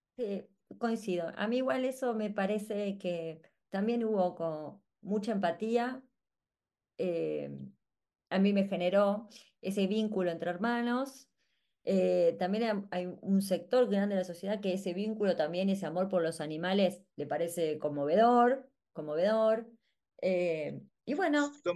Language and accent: Spanish; Argentina; para nosotros como argentinos